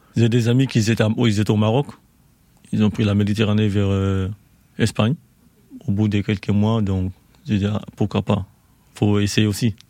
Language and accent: French; Mali; moved away as an adult; also born or lived in Côte d'Ivoire; now in France; Je suis malien